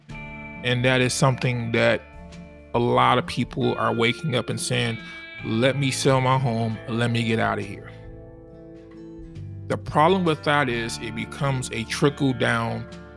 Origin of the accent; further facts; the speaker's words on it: Chicago, Illinois, United States; my hometown, my city, and my state